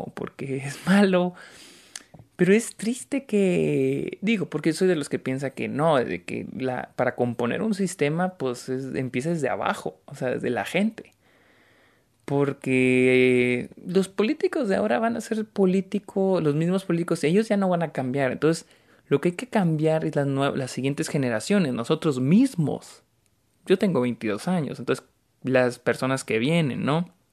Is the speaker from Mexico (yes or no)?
yes; Mexico; soy de México